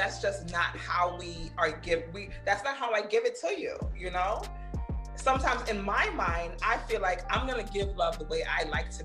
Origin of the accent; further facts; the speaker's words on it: Jamaica; I'm Jamaican